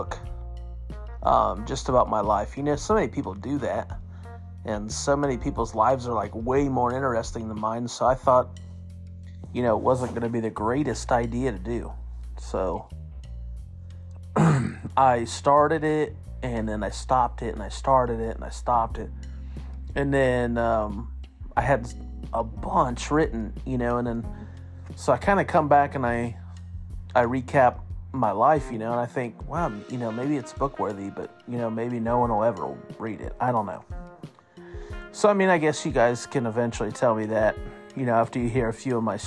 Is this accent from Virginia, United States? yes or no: no; Nappanee, Indiana, United States; also born or lived in Elkhart, Indiana; I was born in Elkhart, Indiana in 1987. My family lived in Napanee, Indiana.